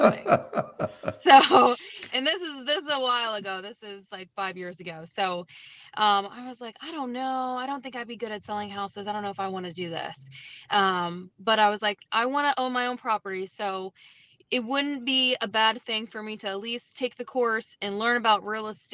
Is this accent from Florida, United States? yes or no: yes; St. Johns County, North Florida, United States; moved away as an adult; now in St. Lucie County, Florida, United States; I'm just from St. John's County up in North Florida